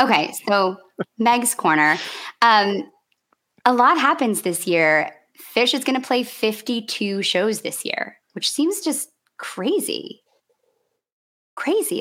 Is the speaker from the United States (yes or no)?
yes; Grand Rapids, Michigan, United States; I grew up in Michigan